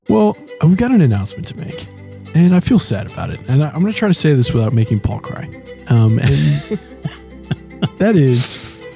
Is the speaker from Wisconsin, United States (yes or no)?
yes; Wisconsin, United States; moved away as an adult; now in Louisville, United States; I've taken a pastor job in my home state of Wisconsin